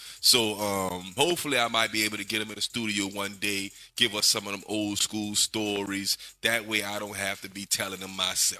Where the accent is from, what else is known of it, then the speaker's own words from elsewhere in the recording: New Orleans, Louisiana, United States; And I grew up in Kennedy Heights. I remember growing up in Kennedy Heights.